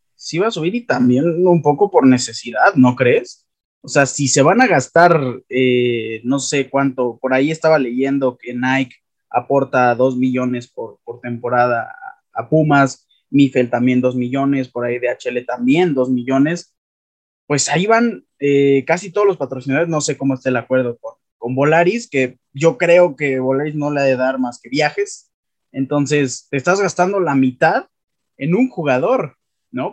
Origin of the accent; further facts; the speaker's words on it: Mexico; Yo como aficionado mexicano y aficionado de la Liga MX